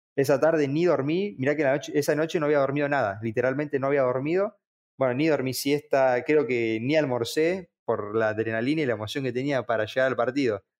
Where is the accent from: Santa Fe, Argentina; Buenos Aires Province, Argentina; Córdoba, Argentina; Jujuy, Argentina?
Buenos Aires Province, Argentina; Bahía Blanca; nací en Bahía